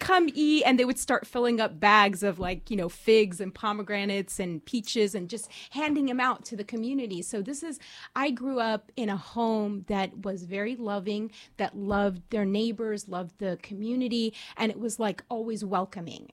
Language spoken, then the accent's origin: English; Orange County, California, United States; I'm from Orange County, California. Um, I grew up there